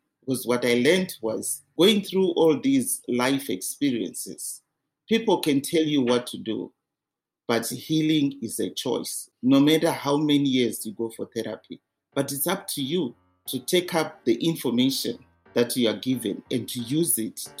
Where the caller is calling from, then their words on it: Calgary, Alberta, Canada; From Calgary.